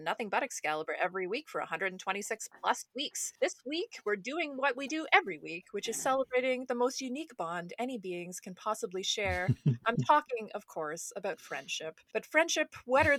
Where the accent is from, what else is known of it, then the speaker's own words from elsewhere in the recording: Canada; fellow Canadians